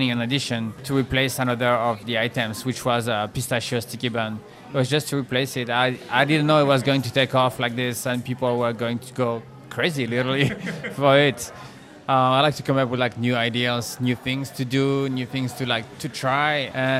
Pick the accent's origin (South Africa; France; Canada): France; moved away; So growing up in France